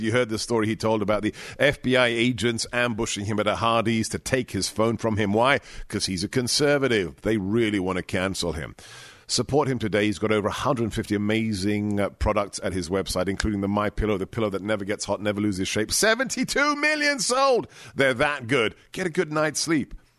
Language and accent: English; England, United Kingdom; moved away; I grew up in England